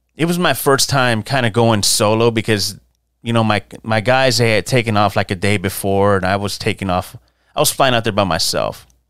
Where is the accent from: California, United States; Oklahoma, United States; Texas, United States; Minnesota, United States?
Texas, United States; San Antonio; growing up in San Antonio